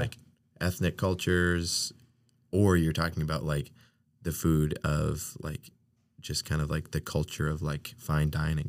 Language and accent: English; New England, United States; moved away; I'm from New England